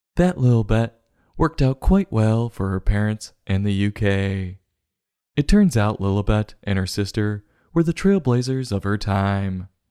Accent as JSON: {"language": "English", "country": "United States", "said": "being an American"}